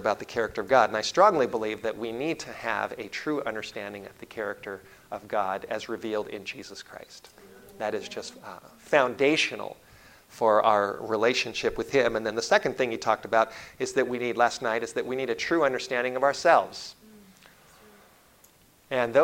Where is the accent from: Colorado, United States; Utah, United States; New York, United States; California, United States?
California, United States; Los Angeles; I was born in the Hollywood area, in Los Angeles. I grew up in the Hollywood Hills